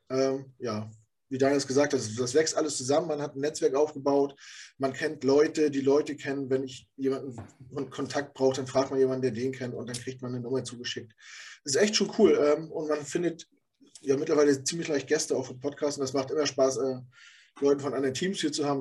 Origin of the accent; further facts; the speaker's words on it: Rostock, Mecklenburg-Vorpommern, Germany; moved away as an adult; now in Hamburg, Germany; das ist meine Heimat. Da, da bin ich groß geworden